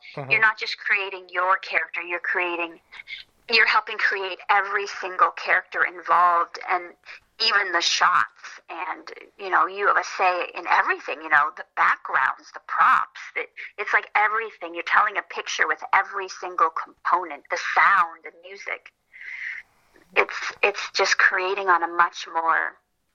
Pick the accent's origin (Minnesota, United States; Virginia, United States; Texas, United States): Minnesota, United States; now in Los Angeles, United States; I'm from Minnesota